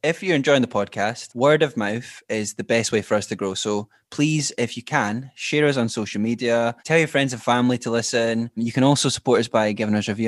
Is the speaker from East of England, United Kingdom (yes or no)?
no; Scotland, United Kingdom; We're Scottish and Irish